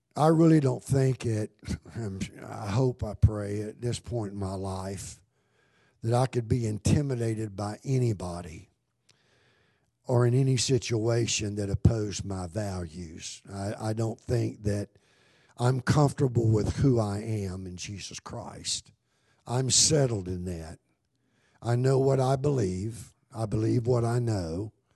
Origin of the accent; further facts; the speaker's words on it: United States; I'm an American. I love America, but this isn't my home